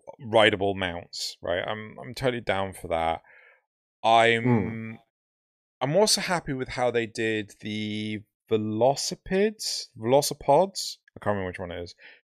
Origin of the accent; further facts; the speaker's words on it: United Kingdom; we're British.